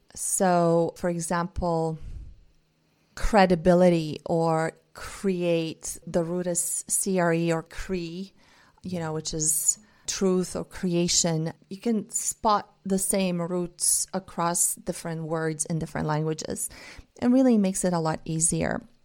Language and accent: English; Bulgaria; first language Bulgarian and Russian; English is a second language; I grew up speaking two languages, Bulgarian and Russian, 'cause my mom is Russian. I grew up in Bulgaria.